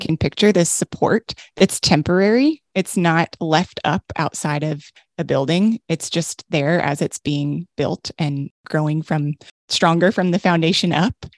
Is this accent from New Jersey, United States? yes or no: no; Texas, United States; I'm from Texas and I say supper